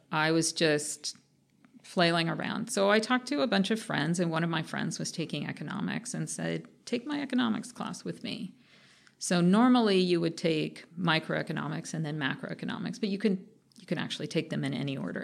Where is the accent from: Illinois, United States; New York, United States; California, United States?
California, United States; Anaheim; moved away; also born or lived in Los Angeles, California; I was born in L A, but I grew up in Orange County, which is in between Los Angeles and San Diego